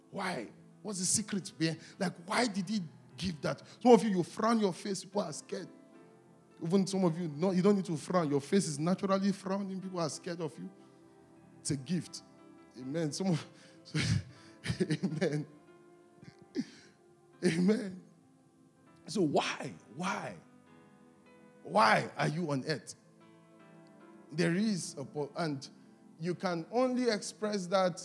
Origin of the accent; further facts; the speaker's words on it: Delta, Nigeria; whenever people ask me where I'm from in Nigeria, and I laugh, I say, I'm the minority of the minority of the minority. Like, that's where I'm from. Like, I'm from Delta State